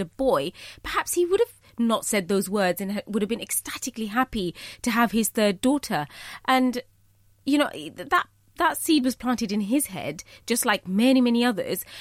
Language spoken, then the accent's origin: English; United Kingdom; I am Bangladeshi, you know, I'm British, but I'm also a Muslim